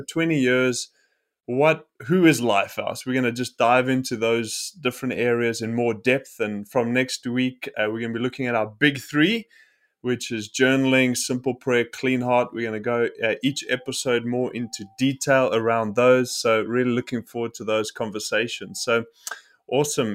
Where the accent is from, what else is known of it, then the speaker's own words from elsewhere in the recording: South Africa; I am from South Africa, and a South African